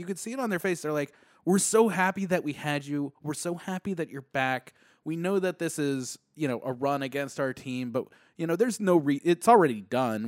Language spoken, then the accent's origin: English; Baltimore, Maryland, United States; I'm from Baltimore